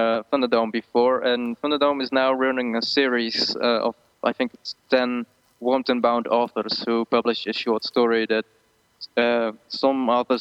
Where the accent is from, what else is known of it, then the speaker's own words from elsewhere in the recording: Netherlands; first language Dutch; English is a second language; we grow up with English